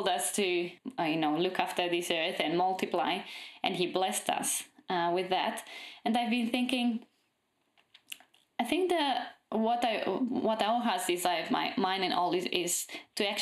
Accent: Romania; moved away as an adult; now in Australia; I'm from Romania

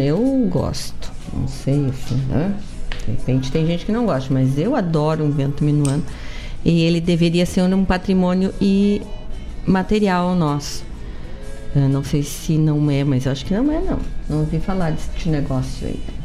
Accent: the South, Rio Grande do Sul, Brazil; Somos do Sul

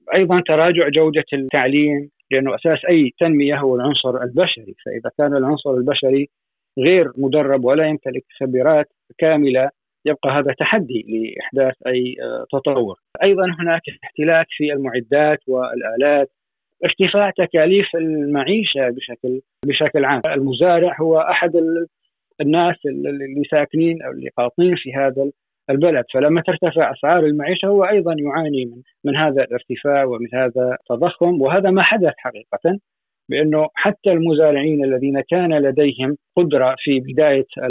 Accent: Syria; عندنا في سوريا

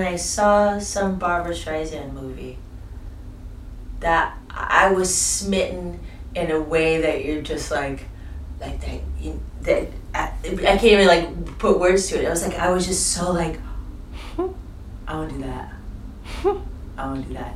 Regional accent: Boston, Massachusetts, United States; moved away as an adult; also born or lived in Amherst, Massachusetts / Northampton, Massachusetts / New York City; now in Montreal, Canada; I was in Boston until I was 19.

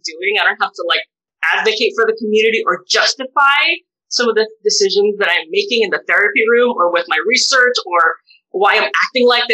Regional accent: United States; As a Filipino-American bisexual woman

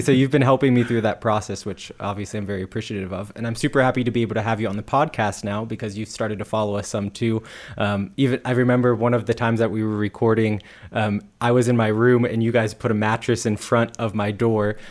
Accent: United States; being an American

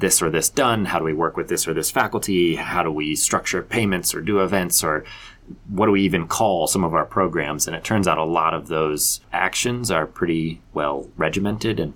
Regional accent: Colorado Springs, Colorado, United States; moved away as an adult; also born or lived in Las Vegas; I grew up in Colorado Springs. I'm a Colorado Springs native

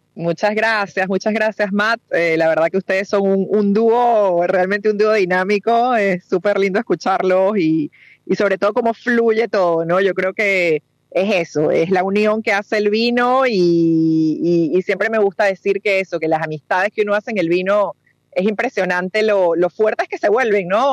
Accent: Venezuela; now in Peru; el blend es eh, Perú por mi mamá, Uruguay por mi papá, y yo nací en Venezuela

